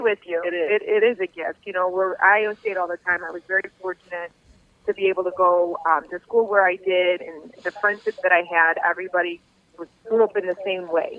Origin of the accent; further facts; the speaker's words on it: River Forest, Illinois, United States; also born or lived in Norwich; I grew up in River Forest, living with my parents